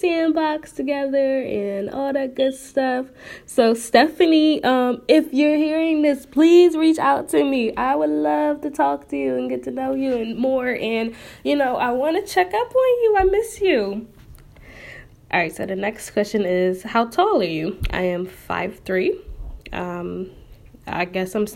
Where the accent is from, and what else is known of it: Philadelphia, Pennsylvania, United States; born or raised there